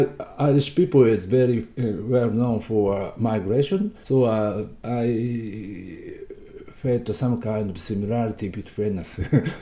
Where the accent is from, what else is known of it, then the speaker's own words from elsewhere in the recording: Hokkaido, Japan; I was born in Hokkaido. Hokkaido is the northernmost island in Japan and very cold.